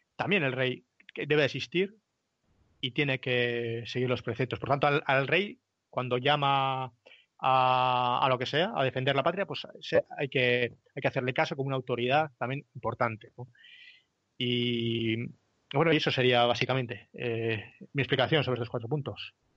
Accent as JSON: {"language": "Spanish", "country": "Spain", "said": "nosotros como españoles que compartimos una cosmovisión"}